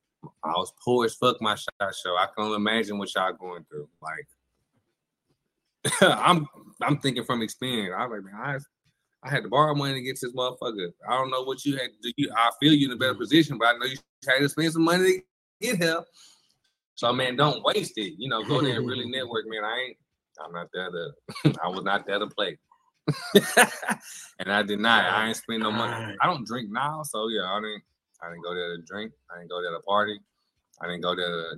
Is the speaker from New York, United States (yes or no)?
no; Galveston, Texas, United States; we're from Galveston